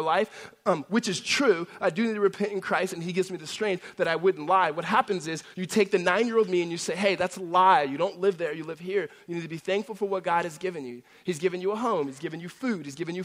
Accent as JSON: {"language": "English", "town": "La Verne", "region": "California", "country": "United States", "tie": "born or raised there", "also_born_or_lived": "Los Angeles, California", "said": "when I was a young kid, we moved from Los Angeles to Laverne, which is Laverne, California. It's a Southern California city"}